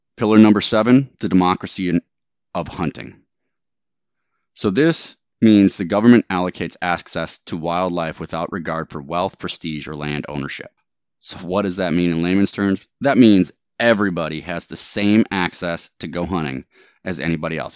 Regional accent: Wisconsin, United States; moved away; I grew up in Wisconsin

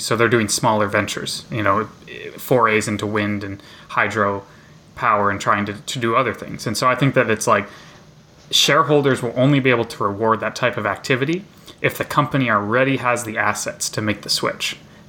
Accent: rural Nebraska, United States; moved away; my hometown in rural Nebraska

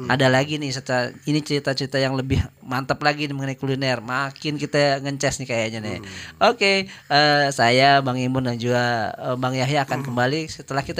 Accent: Jakarta, Indonesia; asal muasal kita orang Betawi yang punya istilahnya Betawi punya gaya.

